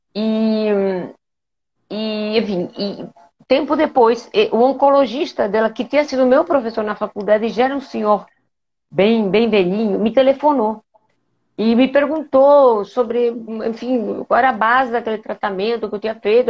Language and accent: Portuguese; Spain; Portuguese is a second language; moved away as an adult; now in Rio de Janeiro, Brazil; eu sou espanhola, eu, eu vim para o Brasil em 1988